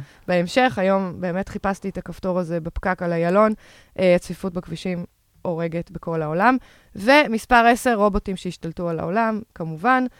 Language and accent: Hebrew; Tel Aviv, Tel Aviv District, Israel; אני תל אביבית במקור